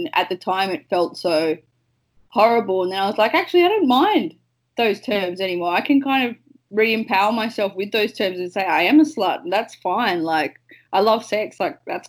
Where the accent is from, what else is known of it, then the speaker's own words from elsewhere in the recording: Launceston, Tasmania, Australia; moved away as an adult; also born or lived in Melbourne; I grew up in Tasmania.